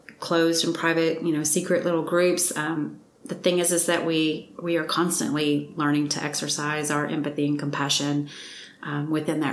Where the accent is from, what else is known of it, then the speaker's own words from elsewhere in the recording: Mississippi, United States; I was raised in Mississippi.